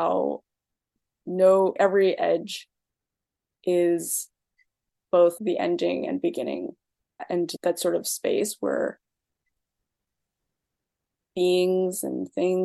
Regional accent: East Coast, United States; also born or lived in China / Pennsylvania / Boston; So I was born in China and I mostly grew up on the East Coast. I spent a lot of time in Boston Chinatown. And before that, I lived in a very predominantly white working class town in Pennsylvania.

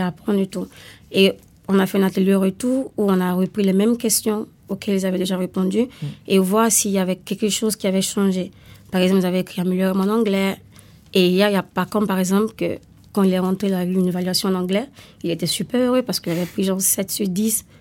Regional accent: Italy; now in France; je viens d'Italie

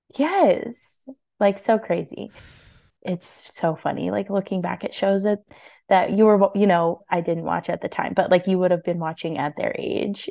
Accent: Kansas, United States; now in Kansas City, United States; we grew up in, um, you know, relatively small town in Kansas

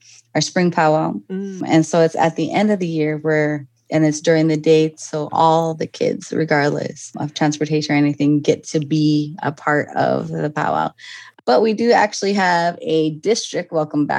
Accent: Belcourt, North Dakota, United States; now in Minneapolis, United States; I am from Turtle Mountain Band of Ojibwa out of Belcourt, North Dakota

